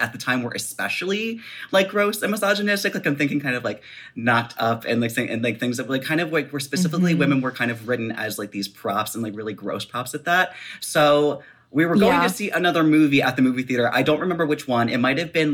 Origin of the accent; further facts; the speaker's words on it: Baltimore, Maryland, United States; I am from Baltimore